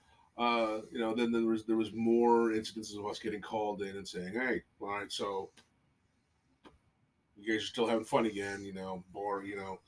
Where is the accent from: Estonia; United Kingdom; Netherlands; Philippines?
Philippines; moved away; I was born in the Philippines